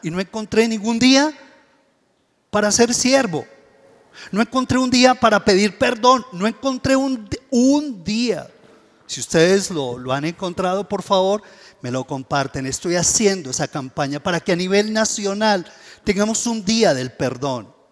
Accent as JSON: {"language": "Spanish", "country": "Colombia", "said": "nosotros, como colombianos"}